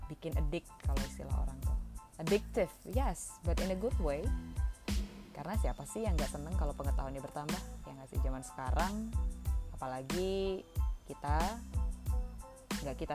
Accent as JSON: {"language": "Indonesian", "town": "Medan", "region": "North Sumatra", "country": "Indonesia", "tie": "born or raised there", "moved": "as an adult", "said": "Aku asalnya dari Medan, eh, lahir di kota Medan. Dari kecil di sana sampai SMA gitu. Nah, tapi pas kuliah aku kuliah di UI merantau ke Jakarta well enggak sih technically Jawa Barat sih karena di Depok kan UI yang di Depok"}